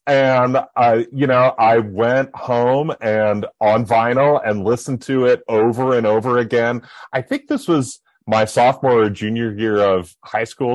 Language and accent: English; Buffalo, New York, United States; I grew up in Buffalo, New York